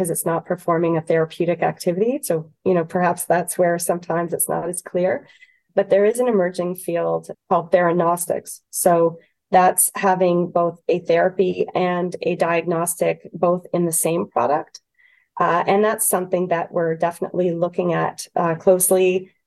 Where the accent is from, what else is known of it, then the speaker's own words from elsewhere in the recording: Canada; as a Canadian